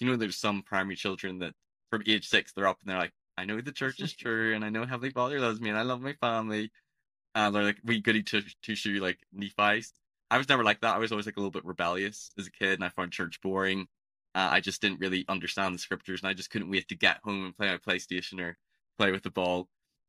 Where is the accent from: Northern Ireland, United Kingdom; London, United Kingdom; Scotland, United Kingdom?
Northern Ireland, United Kingdom; Belfast; So I'm from Northern Ireland. If people can tell, my accent's a bit peculiar. It's not the typical Irish accent that you associate with leprechauns or people from Dublin.